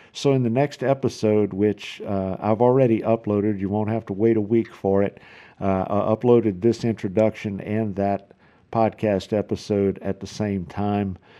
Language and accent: English; South Louisiana, United States; accent: South Louisiana; now in Houston, Texas, United States; I'm originally from South Louisiana, so if you don't recognize the accent, that's what it is.